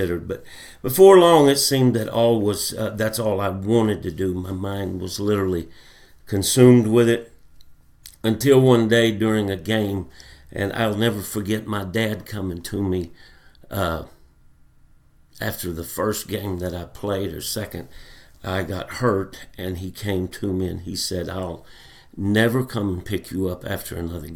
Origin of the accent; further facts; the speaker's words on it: Fort Smith, Arkansas, United States; I was born and raised in Fort Smith, Arkansas